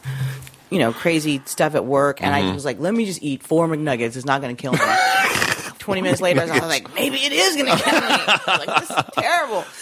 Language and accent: English; San Diego, California, United States; I grew up in San Diego